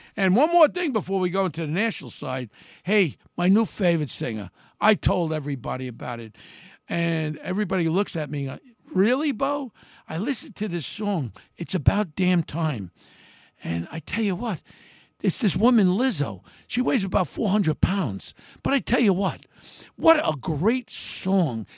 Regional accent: United States; I'm an American my whole life

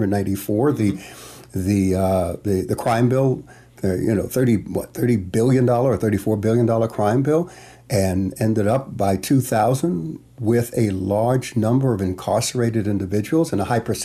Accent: New York City, New York, United States; I grew up in Bedford-Stuyvesant, Bushwick, Brownsville, East New York

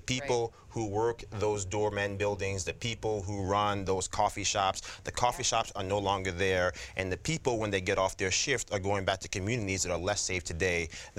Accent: Yonkers, New York, United States; also born or lived in Colgate University, upstate New York; Born and raised in Yonkers, went to school in the city, went to university upstate, Colgate, and then back to New York

